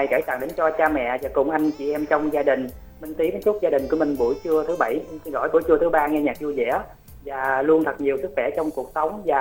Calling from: Cà Mau, Vietnam; khán giả đang kết nối điện thoại đến từ cà mau nè lan anh và khánh trình ơi

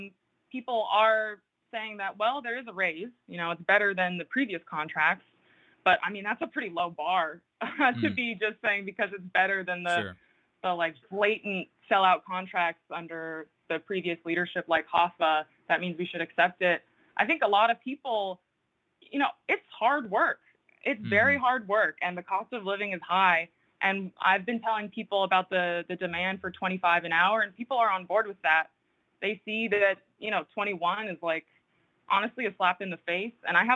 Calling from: New Jersey, United States; I'm calling from North Jersey.

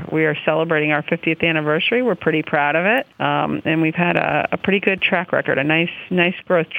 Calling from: Reading, Pennsylvania, United States; I am calling from Reading, Pennsylvania.

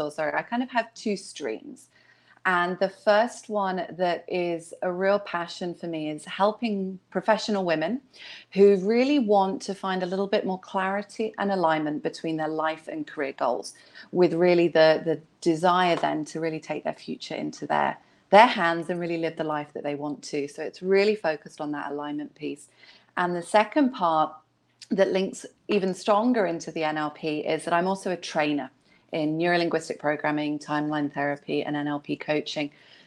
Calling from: Hong Kong; And I'm dialing in from Hong Kong.

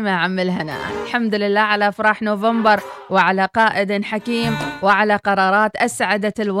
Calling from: Tunisia; صباح الخير … من تونس أنا حبيت أقول لكم كل عام وأنتم بخير

